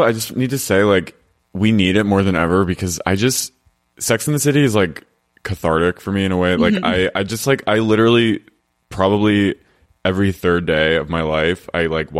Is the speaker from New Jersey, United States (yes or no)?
yes; New Jersey, United States; I'm from Jersey